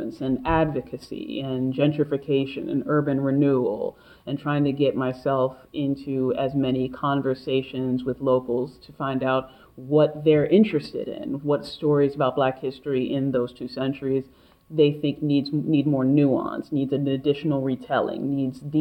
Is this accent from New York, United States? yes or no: no; Silver Spring, Maryland, United States; also born or lived in Washington, D.C.; I grew up in Silver Spring, Maryland, but I was born in Washington, D.C.